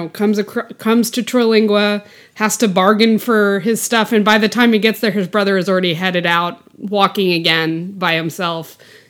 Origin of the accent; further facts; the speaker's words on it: Texas, United States; also born or lived in Arkansas; I was born in Arkansas, but grew up in Texas.